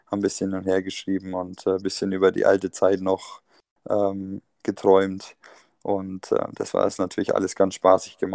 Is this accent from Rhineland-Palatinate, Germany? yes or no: no; Bamberg, Bavaria, Germany; bin aber natürlich gebürtiger Bamberger, wie ihr schon gesagt habt, äh, und komme immer wieder gerne in die Heimat zurück